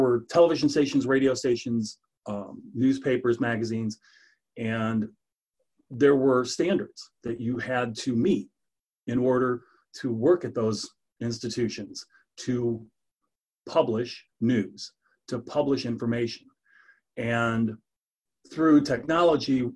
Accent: Northwest Indiana, United States; moved away as an adult; also born or lived in Illinois / Arizona; now in Sedalia, United States; I'm from Northwest Indiana, the Chicago media market, basically

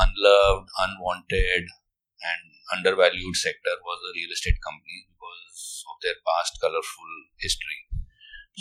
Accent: Delhi, India; moved away as an adult; also born or lived in Chennai; We were in Chennai and but I was from Delhi.

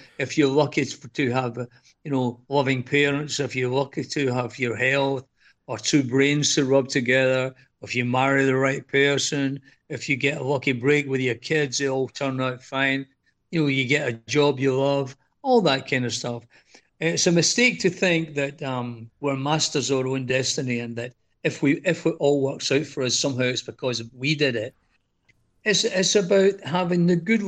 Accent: Scotland, United Kingdom; moved away as an adult; now in Greece; I'm from Scotland, as you can tell by the accent

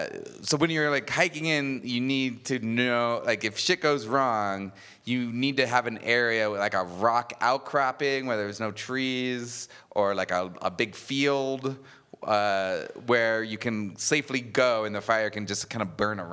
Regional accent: Payson, Arizona, United States; I'm from Payson, Arizona

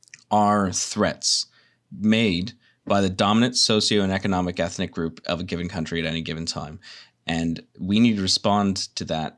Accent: West Coast, United States; I'm like, it means the East Coast, but and I'm from the West Coast.

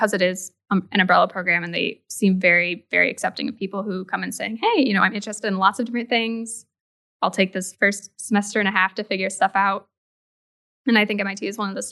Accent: Grand Rapids, Michigan, United States; I was born and raised in Grand Rapids, Michigan

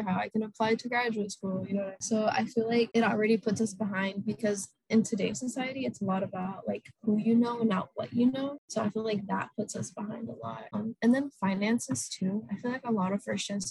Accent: Atlanta, Georgia, United States; moved away as an adult; now in Boston, United States; I'm from Atlanta, Georgia

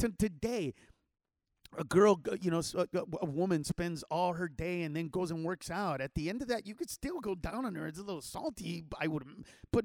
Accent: Los Angeles, California, United States; we grew up in East

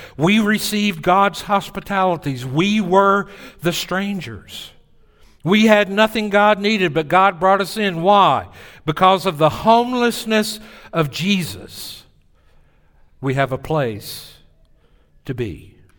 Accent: Tennessee, United States; accent: Southern; moved away as an adult; also born or lived in New Orleans; "Well, in Tennessee."

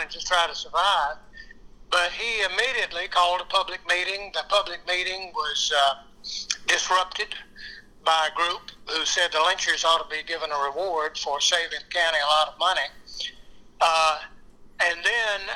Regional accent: Greenville, South Carolina, United States; my hometown in Greenville

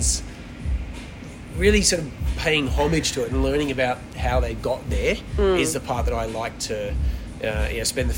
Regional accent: Melbourne, Victoria, Australia; also born or lived in Perth; growing up in Australia, when I did, it became very multicultural very quickly in the 70s and 80s. I was in the northern suburbs boy

